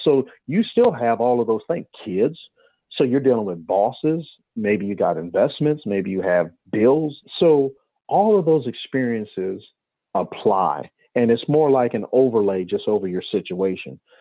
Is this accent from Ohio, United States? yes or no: yes; Cleveland, Ohio, United States; I'm from Cleveland